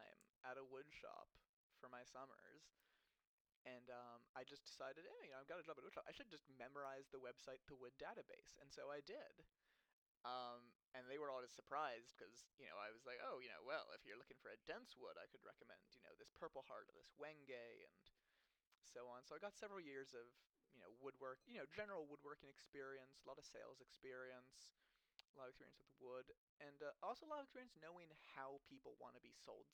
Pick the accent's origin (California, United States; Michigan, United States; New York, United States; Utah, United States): California, United States; Los Angeles; I'm from Los Angeles. I grew up in the center of LA.